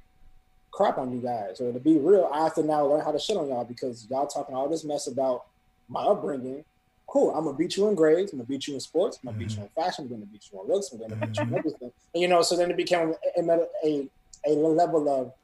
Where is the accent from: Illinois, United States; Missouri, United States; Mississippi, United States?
Illinois, United States; Chicago; also born or lived in London; now in Philadelphia, United States; a year later we moved to Chicago in 92. And so we moved to 71st and Mozart. We were there for about 3 years, and then we moved to the South Suburbs